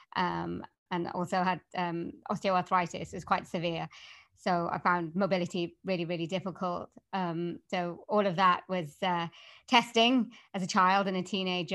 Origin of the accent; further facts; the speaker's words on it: Wales, United Kingdom; accent: Welsh; I can do a Welsh accent, 'cause I come from Wales, so I do Welsh accents